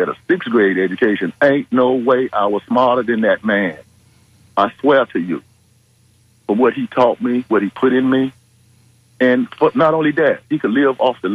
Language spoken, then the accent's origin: English; Tampa, Florida, United States; I grew up in East Tampa, 34th Street, Hillsborough